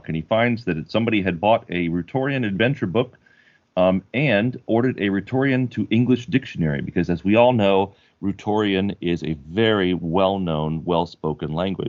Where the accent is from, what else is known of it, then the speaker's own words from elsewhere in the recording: Florida, United States; moved away; Oh, no. I grew up in Florida.